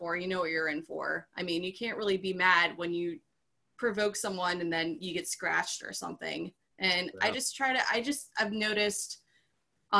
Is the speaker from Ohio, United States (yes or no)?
no; West Virginia, United States; where I grew up in West Virginia